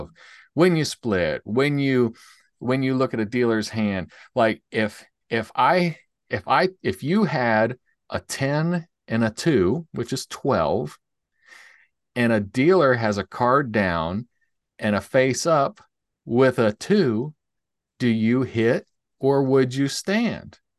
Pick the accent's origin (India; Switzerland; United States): United States; Nashville, Tennessee; we're from Nashville